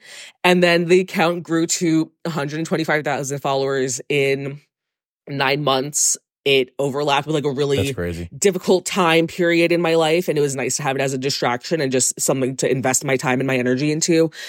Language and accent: English; New York City, New York, United States; I grew up in South Brooklyn.